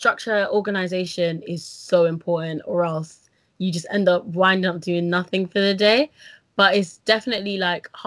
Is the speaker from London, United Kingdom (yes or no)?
yes; London, United Kingdom; I was born in Northwest London to a mother who was born in Dominica